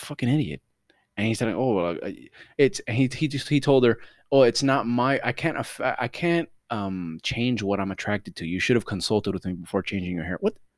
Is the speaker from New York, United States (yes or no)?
no; Miami, Florida, United States; accent: Miami; I'm from Miami